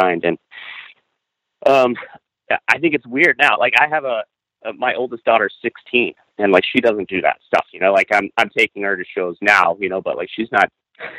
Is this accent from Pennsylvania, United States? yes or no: no; Kansas City, Missouri, United States; growing up in the Kansas City music scene